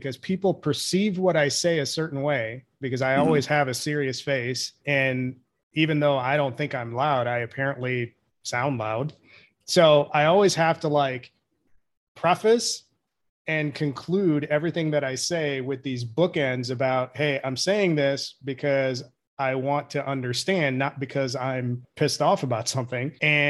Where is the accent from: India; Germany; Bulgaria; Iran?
India; now in United States; I'm a first generation immigrant. I'm from India. So I came in that assimilation culture.